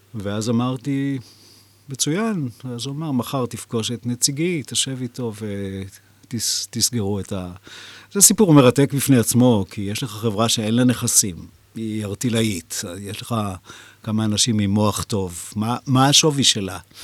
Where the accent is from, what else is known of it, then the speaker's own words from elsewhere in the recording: Jerusalem, Jerusalem District, Israel; גדלתי בירושלים